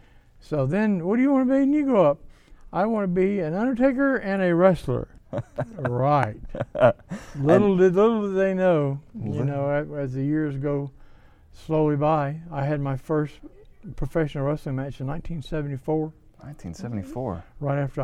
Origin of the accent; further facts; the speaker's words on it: Mobile, Alabama, United States; Mobile, Alabama. New York. Are you drunk? Mobile, Alabama.